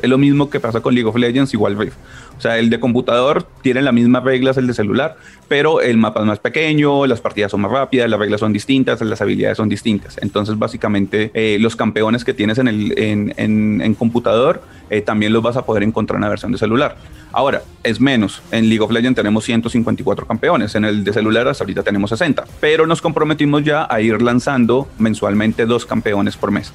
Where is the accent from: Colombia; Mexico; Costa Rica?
Colombia; Ibagué, Tolima; yo soy de Ibagué